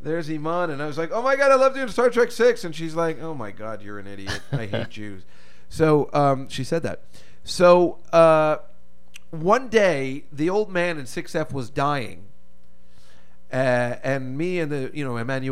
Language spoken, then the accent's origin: English; New Jersey, United States; I grew up in Jersey